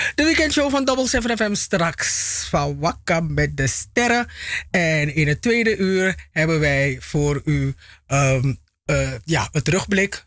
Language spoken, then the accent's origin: Dutch; Suriname; mijn geboorteland Suriname